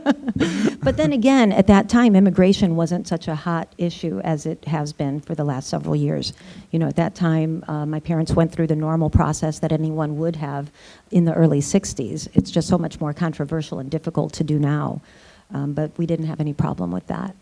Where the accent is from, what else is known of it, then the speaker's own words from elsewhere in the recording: Michigan City, Indiana, United States; growing up in Michigan City, there were only a handful of Latino or Hispanic families.